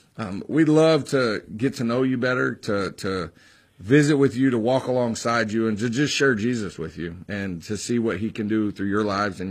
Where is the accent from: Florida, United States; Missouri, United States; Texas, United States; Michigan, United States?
Texas, United States; now in the South, United States; high school football was what I really, really was passionate about when I grew up in Texas